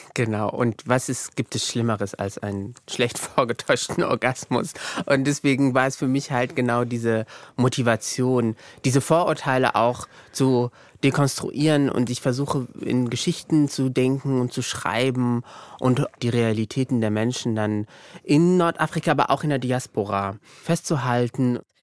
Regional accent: Morocco; moved away as an adult; now in Germany; ich bin ja auch in Marokko aufgewachsen, äh, größtenteils

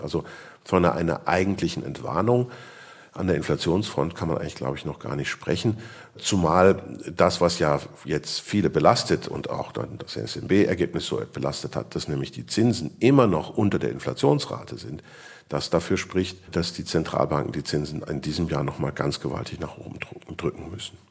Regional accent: Switzerland; bei uns in der Schweiz

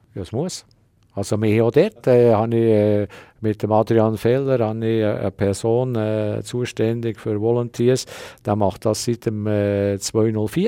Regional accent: Switzerland; als Schweizer

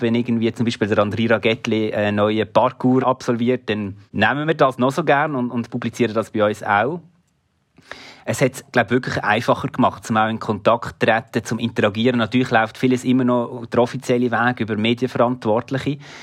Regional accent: Switzerland; Basel ist so ein bisschen wie meine Heimatstadt

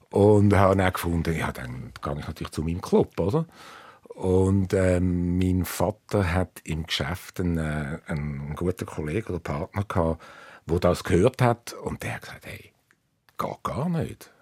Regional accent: suburbs of Zurich, Switzerland; ich bin im Speckgürtel von Zürich aufgewachsen

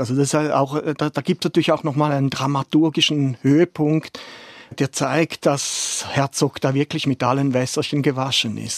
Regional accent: Germany; als Deutscher

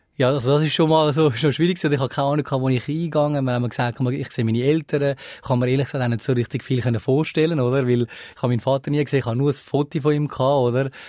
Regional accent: Switzerland; also born or lived in Sri Lanka; ich bin eigentlich äh, äh Schweizer

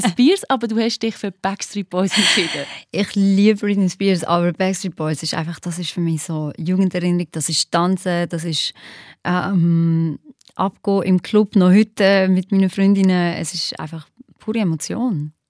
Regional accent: Basel-Landschaft, Switzerland; also born or lived in Kosovo; als ich gerade neu in der Schweiz war, wenn ich gesehen habe, so, ich bin in Baseland in die Schule gegangen

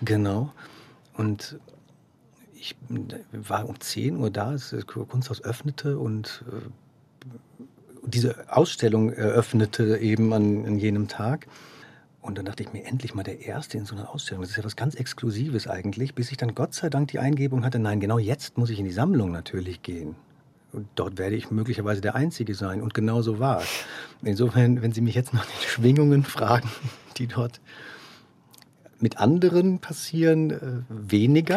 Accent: Dortmund, North Rhine-Westphalia, Germany; now in Zurich, Switzerland; Ich bin in Dortmund geboren und aufgewachsen.

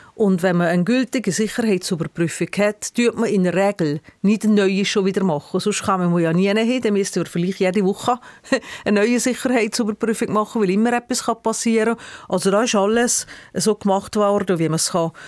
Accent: Brig-Glis, Valais, Switzerland; in Briglis, meiner Heimatgemeinde

